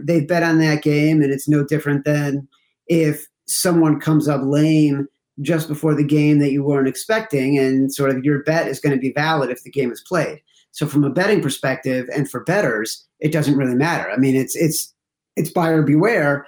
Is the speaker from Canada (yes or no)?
no; Chicago, Illinois, United States; I grew up in Chicago